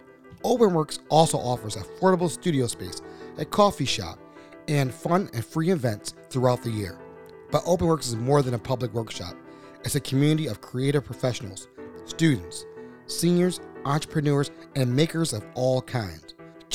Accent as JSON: {"language": "English", "town": "Baltimore", "region": "Maryland", "country": "United States", "tie": "born or raised there", "said": "when I grew up in Baltimore, right down the street, 33rd Street, Greenmont"}